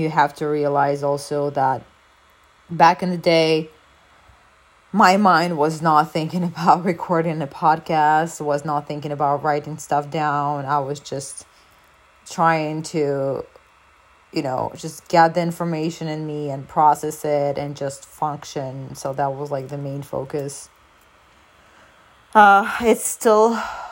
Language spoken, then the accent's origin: English; Ukraine; now in France; I am from Ukraine